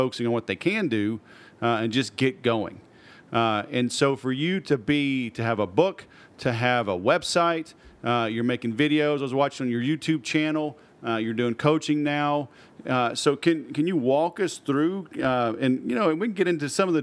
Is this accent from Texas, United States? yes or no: yes; Houston, Texas, United States; I grew up in Houston, too